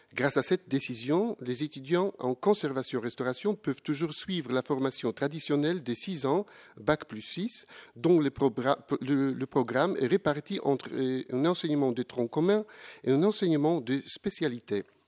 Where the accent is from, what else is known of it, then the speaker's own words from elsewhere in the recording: Poland; je viens de la, de la Pologne